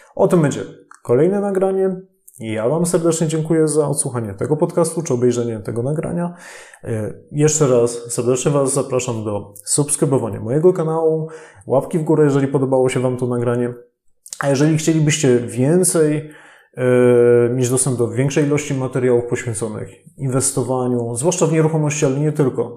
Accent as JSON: {"language": "Polish", "region": "Silesian Voivodeship", "country": "Poland", "said": "sam jestem ze Śląska"}